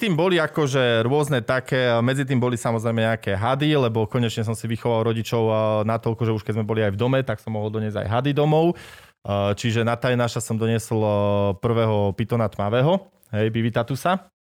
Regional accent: Martin, Žilina Region, Slovakia; now in Košice, Slovakia; Ja som Martinčan pôvodne

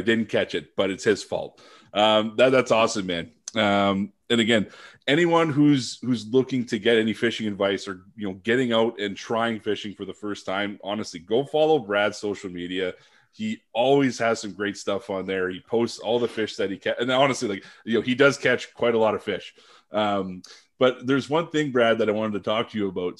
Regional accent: Sudbury, Ontario, Canada; moved away as an adult; also born or lived in Ottawa / Vancouver; I come from Sudbury.

